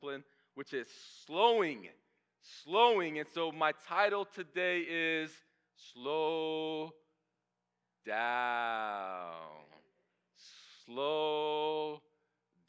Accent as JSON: {"language": "English", "town": "Kissimmee", "region": "Florida", "country": "United States", "tie": "born or raised there", "moved": "yes", "lives_now": "Atlanta, United States", "said": "I grew up in Kissimmee, right by Orlando, going to the theme parks."}